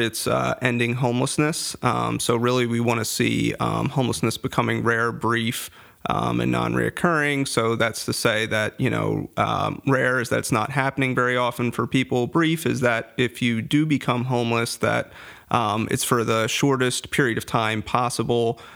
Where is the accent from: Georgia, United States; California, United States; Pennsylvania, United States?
Pennsylvania, United States; Farmdale; also born or lived in West Chester, Pennsylvania; I grew up in Lancaster County, a little place called Farmdale